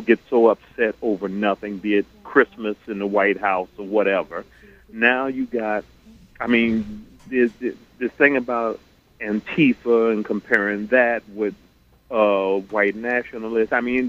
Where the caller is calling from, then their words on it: Queens, New York, United States; Good afternoon. … from Queens, New York.